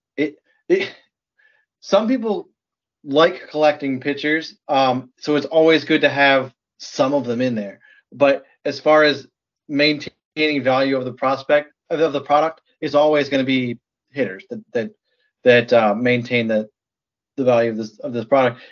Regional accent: Michigan, United States; also born or lived in New Jersey; now in Wisconsin, United States; I was born in New Jersey, grew up in Michigan, and live in Wisconsin

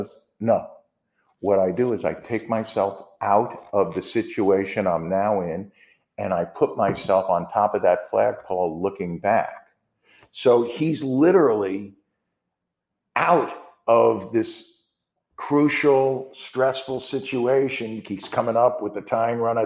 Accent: New York, United States; I'm from New York

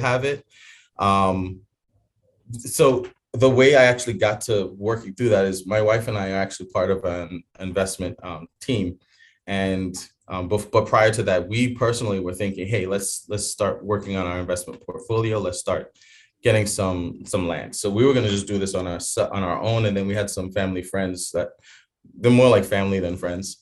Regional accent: New York City, New York, United States; moved away as an adult; also born or lived in Jamaica / Bahamas / Chicago; now in King of Prussia, United States; I was born actually in Jamaica. Lived in the Bahamas for a while till like 8, and then moved to New York City, the Bronx, New York, and then moved. Actually, I left there around 21 years old

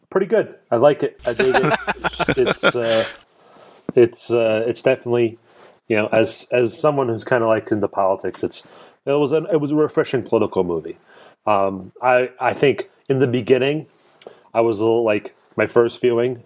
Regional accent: Clifton, New Jersey, United States; accent: Jersey; now in Lancaster County, Pennsylvania, United States; I grew up in Clifton, New Jersey

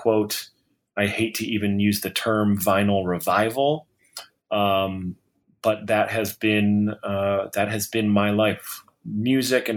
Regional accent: Detroit, Michigan, United States; moved away as an adult; now in Nashville, United States; I was born and raised in Detroit

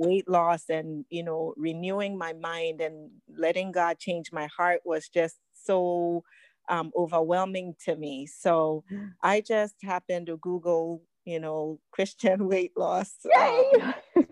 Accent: Ghana; now in United States; I was born in Ghana, West Africa

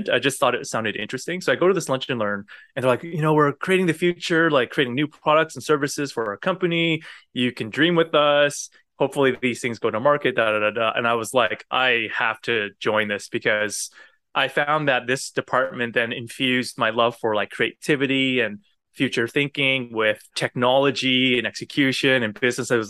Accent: United States; born there; And because I was born in the States, I think that probably helped with me getting the role.

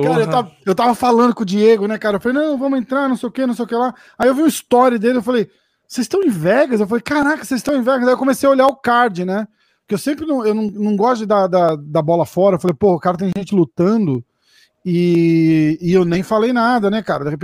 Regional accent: Brazil; vai falar de azaração com a gente, a gente é brasileiro, é outro nível de, de, de, de maluquice

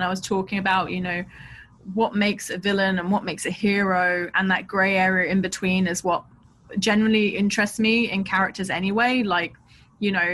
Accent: London, United Kingdom; I grew up in Southeast London, I grew up near where they filmed A Clockwork Orange

